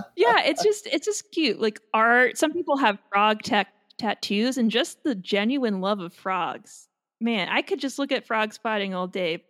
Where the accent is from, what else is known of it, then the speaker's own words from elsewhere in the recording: Long Island, New York, United States; moved away; I'm from Long Island